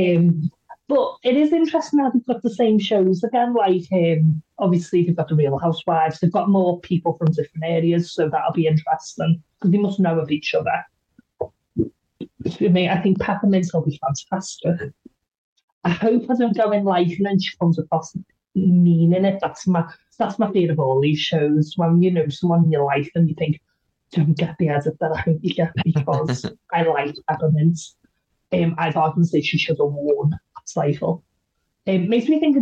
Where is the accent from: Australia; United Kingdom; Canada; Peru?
United Kingdom; Scotland; we're the Scottish people